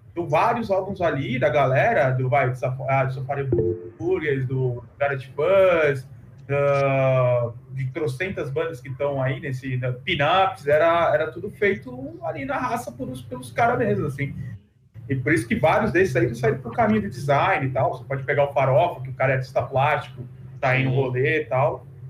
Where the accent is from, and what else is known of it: Santos, São Paulo, Brazil